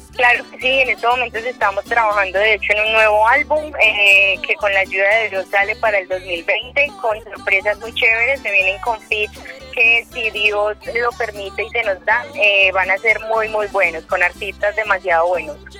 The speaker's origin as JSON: {"language": "Spanish", "town": "Medellín", "region": "Antioquia", "country": "Colombia", "said": "soy paisa, pero paisa, paisa, yo soy de Medellín"}